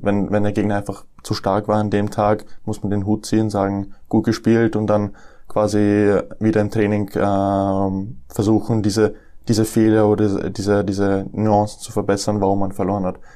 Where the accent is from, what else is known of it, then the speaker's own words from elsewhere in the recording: Matzen, Lower Austria, Austria; also born or lived in Nuremberg, Germany / Deutsch-Wagram, Austria; Ich bin in Nürnberg geboren 1999. Ähm, bin dann mit dem äh, mit meinem vierten Lebensjahr nach Österreich gezogen. Zuerst nach Deutsch-Wagram und dann 2006 bin ich nach Matzen gezogen